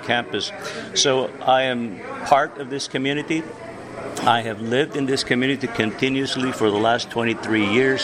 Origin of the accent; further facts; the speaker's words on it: Mission, Texas, United States; I was born in Mission, Texas, and I went to the local schools